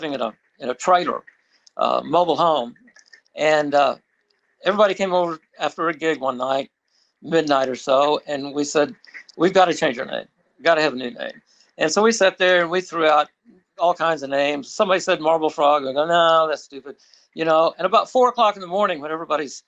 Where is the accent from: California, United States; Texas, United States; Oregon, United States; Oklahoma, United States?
Oklahoma, United States; Guthrie; I grew up in Guthrie, Oklahoma